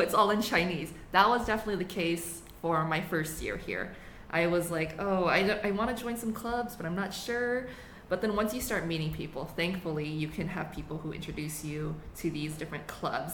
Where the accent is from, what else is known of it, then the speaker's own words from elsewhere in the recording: United States; first language English; moved away as an adult; now in Taiwan; I was also born in the U.S. So I did grow up with obviously English as my native language